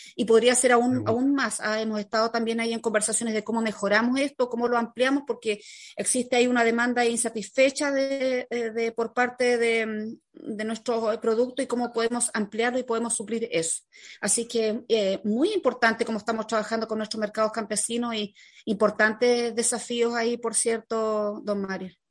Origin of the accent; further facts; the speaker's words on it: La Unión, Los Ríos, Chile; soy nací criada en La Unión